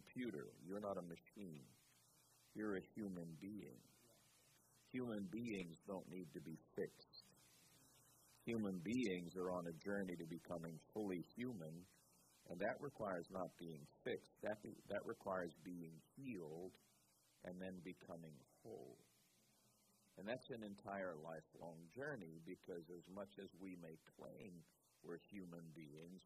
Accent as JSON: {"language": "English", "region": "New York", "country": "United States", "also_born_or_lived": "Raleigh, North Carolina", "said": "I'm from New York"}